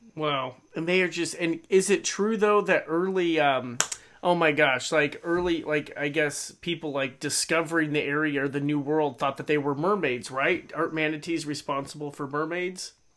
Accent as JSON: {"language": "English", "region": "Idaho", "country": "United States", "tie": "born or raised there", "said": "here growing up in Idaho"}